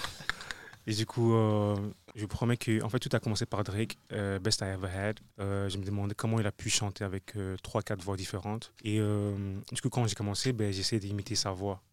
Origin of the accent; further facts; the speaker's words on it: Brussels, Brussels-Capital Region, Belgium; je suis un artiste euh, bruxellois